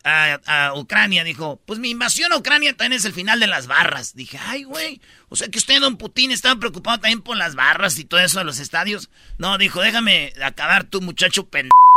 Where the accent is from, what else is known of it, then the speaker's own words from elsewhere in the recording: Mexico; somos mexicanos